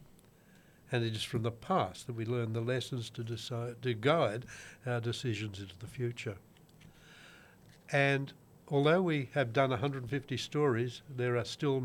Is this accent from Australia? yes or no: yes; Newcastle, New South Wales, Australia; I grew up in Merriweather.